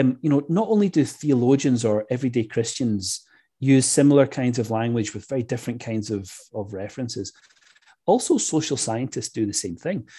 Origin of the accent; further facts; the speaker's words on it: Scotland, United Kingdom; I grew up in Scotland where those kinds of ideas are not really part and parcel of everyday evangelical life.